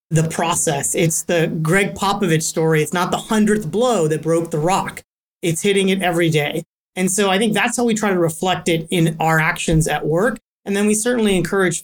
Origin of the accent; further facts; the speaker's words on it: Cincinnati, Ohio, United States; moved away; also born or lived in Silicon Valley, California; I was born in Cincinnati, Ohio, and I moved out to the Valley